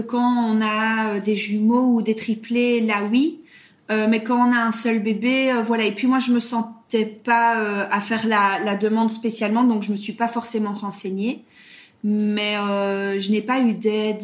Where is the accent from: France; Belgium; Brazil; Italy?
Belgium; Brussels, Brussels-Capital Region; accent: Belgian; now in Belgian Ardennes, Belgium; à l'origine, je suis euh, bruxelloise